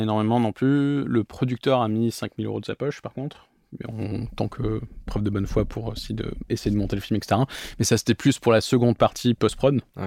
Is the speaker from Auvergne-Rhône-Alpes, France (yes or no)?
no; Bordeaux, Nouvelle-Aquitaine, France; moved away as an adult; also born or lived in London, United Kingdom / Paris, France; je suis arrivé en France donc à 6 ans, j'ai grandi à Bordeaux dans le Bordelais jusqu'à mes 18 ans, j'ai fait toute ma scolarité à Bordeaux